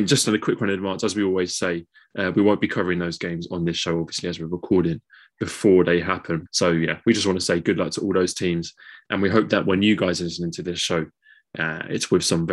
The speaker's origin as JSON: {"language": "English", "region": "London", "country": "United Kingdom", "said": "we're all from East London."}